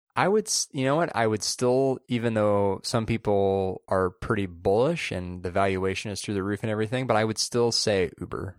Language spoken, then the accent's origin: English; Southern California, United States; moved away as an adult; now in San Francisco, United States; growing up in Southern California, going to college in Central California, and then now living up here